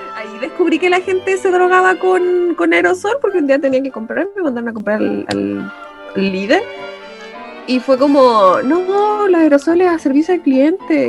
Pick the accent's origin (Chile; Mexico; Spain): Chile; Nosotros como chilenos